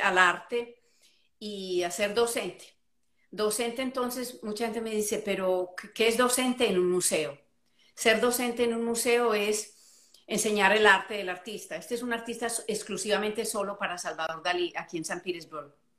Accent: Medellín, Antioquia, Colombia; moved away as an adult; also born or lived in Florida, United States; now in United States; yo soy colombiana, eh, nacida en, Colombia criada en Colombia, pero emigré a los Estados Unidos eh, hace, uy, va a ser 35 años

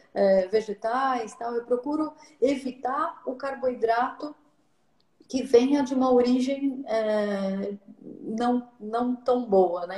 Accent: São Paulo, Brazil; eu sou de São Paulo

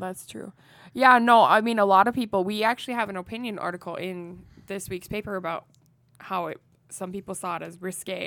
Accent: Iowa, United States; I am from Iowa

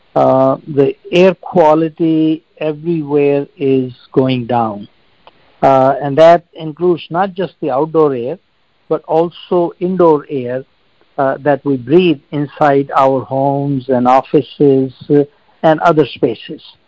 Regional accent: India; moved away; I grew up in India

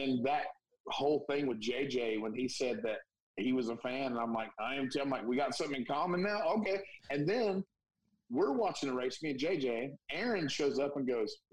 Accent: Bristol, Tennessee, United States; I grew up in Bristol, right by the track

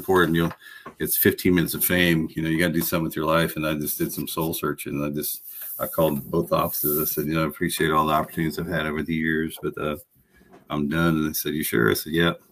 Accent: Woodbridge, Virginia, United States; I grew up in Woodbridge, Virginia

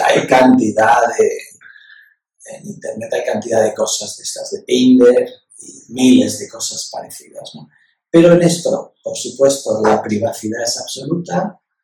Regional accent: Ibiza, Balearic Islands, Spain; now in Valencia, Spain; Yo soy de Ibiza

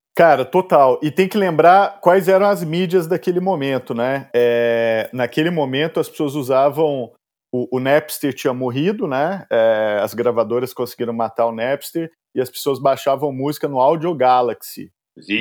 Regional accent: Araguari, Minas Gerais, Brazil; moved away as an adult; now in São Paulo, Brazil; Eu, eu nasci em Araguari, uma cidade muito pequena.

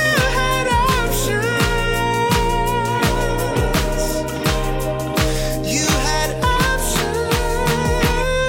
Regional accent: Mobile, Alabama, United States; growing up in Mobile, Alabama, there was like a decent enough little hardcore scene

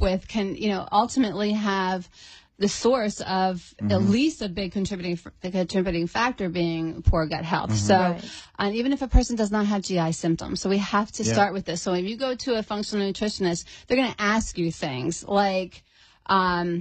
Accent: Pennsylvania, United States; moved away as an adult; now in Florida, United States; I was born and raised in Pennsylvania

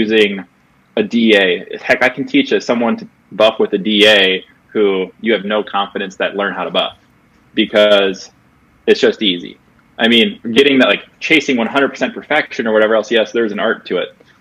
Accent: Iowa, United States; I'm from Iowa

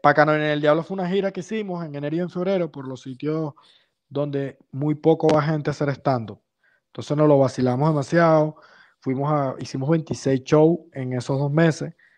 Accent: Valencia, Carabobo, Venezuela; moved away as an adult; also born or lived in San Juan de los Morros, Venezuela; now in Spain; soy de San Juan, pero no vivo en San Juan, vivía en Valencia siempre.

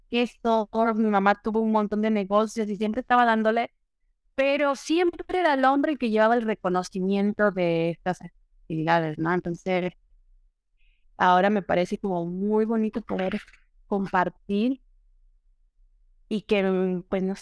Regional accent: Aguascalientes, Mexico; also born or lived in Mexico City; now in Italy; nací en Ciudad de México. Me, me mudé muy chica al, a la, a la provincia, Aguascalientes me considero más de Aguascalientes que, que Chilanda.

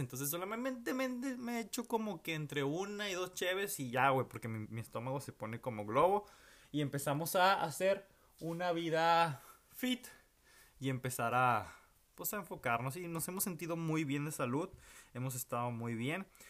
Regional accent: Monterrey, Nuevo León, Mexico; moved away as an adult; now in Houston, United States; no sé cuánto tiempo voy a estar fuera de la ciudad de Monterrey

